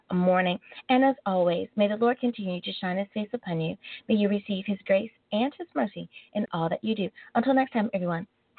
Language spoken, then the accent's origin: English; United States; my home country coming in at number one is the great United States of America.